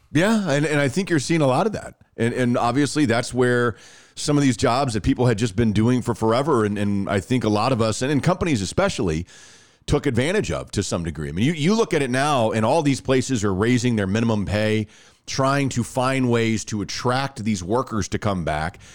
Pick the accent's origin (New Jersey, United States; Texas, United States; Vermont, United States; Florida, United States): Texas, United States; accent: Texas (Irving, Arlington, or Garland area); my hotspot, like the most red in the state of Texas, it also says that I am most likely from Irving, Arlington, or Garland